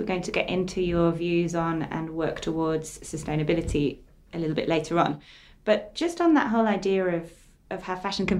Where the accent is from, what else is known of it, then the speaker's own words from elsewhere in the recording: England, United Kingdom; I'm English